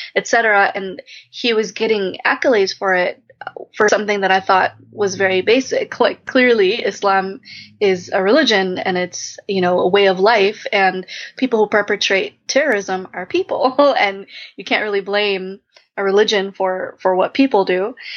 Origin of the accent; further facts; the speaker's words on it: Chicago, Illinois, United States; I'm from suburban Chicago